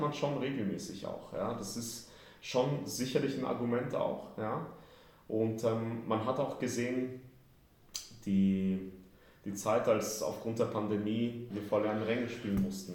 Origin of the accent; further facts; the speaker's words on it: Vienna, Austria; moved away as an adult; also born or lived in Kraków, Poland; now in Frankfurt, Germany; Aber ich bin schon im Alter von zwei nach Wien gezogen mit der Familie damals habe da über 30 Jahre gelebt